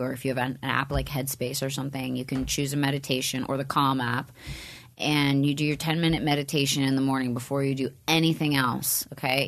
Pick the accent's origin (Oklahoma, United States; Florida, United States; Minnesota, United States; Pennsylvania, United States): Pennsylvania, United States; Upper Bucks County; moved away; I grew up in like an outskirt part of Pennsylvania, Pennsylvania called Upper Bucks County.